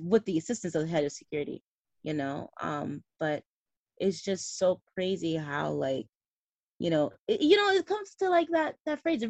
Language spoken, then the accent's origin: English; United States; coming as like an American